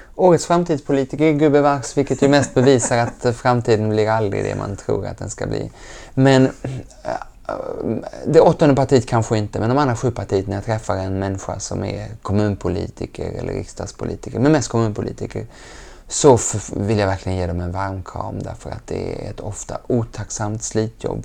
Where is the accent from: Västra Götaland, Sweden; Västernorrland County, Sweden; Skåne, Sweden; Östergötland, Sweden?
Skåne, Sweden; Lund; also born or lived in Geneva; Jag är uppväxt gröna vågare och vi hade kompost innan ordet var uppfunnet hemma i Lund